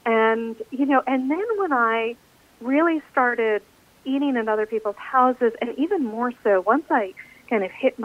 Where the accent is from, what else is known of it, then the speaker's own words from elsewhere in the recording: United States; as an American